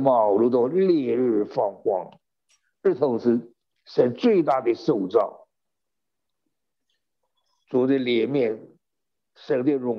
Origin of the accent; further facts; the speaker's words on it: China; 犹太人的算法跟我们中国人不一样